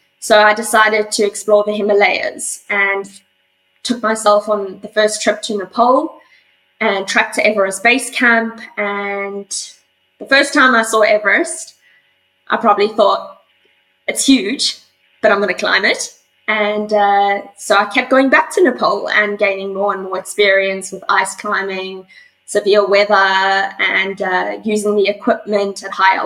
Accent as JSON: {"language": "English", "country": "South Africa", "tie": "born or raised there", "also_born_or_lived": "Johannesburg, South Africa", "moved": "yes", "lives_now": "Perth, Australia", "said": "I'm originally from South Africa. I was born in Johannesburg, which is one of the big cities down there. And as a young child, I grew up basically on my family's game reserve."}